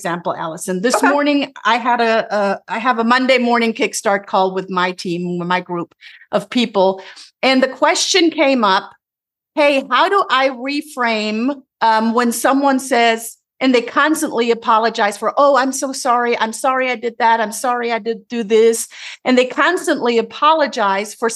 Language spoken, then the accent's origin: English; Germany; English is a second language; moved away as an adult; also born or lived in Tennessee, United States; now in United States; I'm originally from Germany, moved to the United States almost 20 years now